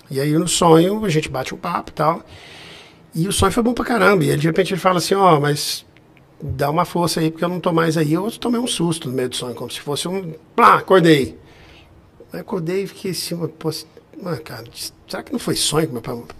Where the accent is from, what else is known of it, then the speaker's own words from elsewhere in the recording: Guarulhos, São Paulo, Brazil; Eu, eu sou de Guarulhos.